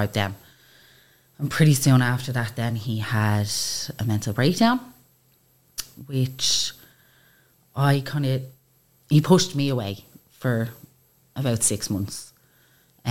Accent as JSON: {"language": "English", "town": "Baldoyle", "region": "Leinster", "country": "Ireland", "tie": "born or raised there", "said": "We grew up in Baldoyle, small town."}